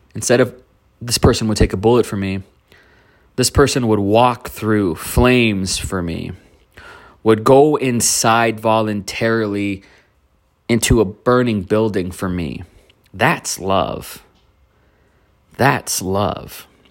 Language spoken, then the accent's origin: English; Donna, Texas, United States; now in Austin, United States; Donna, Texas, my, my old stomping grounds, where I came from. That's my hometown